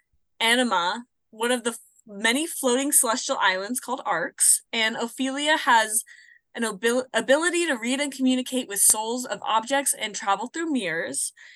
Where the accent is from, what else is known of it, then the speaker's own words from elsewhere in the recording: Phoenix, Arizona, United States; moved away; also born or lived in Idaho; And I was living in Idaho, and it was cold and snowy, and I'm from Phoenix, Arizona.